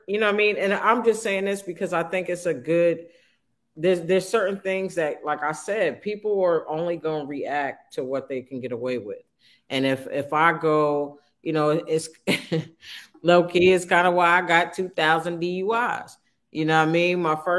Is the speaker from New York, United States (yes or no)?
yes; Manhattan, New York, United States; I'm from Manhattan.